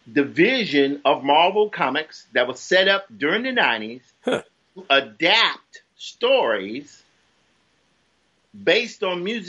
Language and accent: English; Clarksdale, Mississippi, United States; moved away as an adult; also born or lived in Tupelo, Mississippi / New York City; I come from Clarksdale, Mississippi, Crossroads, and born in Tupelo, home of Elvis, and raised in Clarksdale, home of the Crossroads.